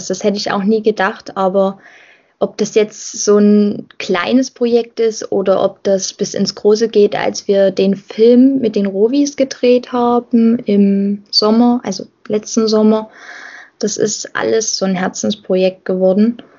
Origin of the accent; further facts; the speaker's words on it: Rodewisch, Saxony, Germany; Ich engagiere mich lieber in Rodewisch als in Halle, weil mit Rodewisch verbinde ich halt viel mehr.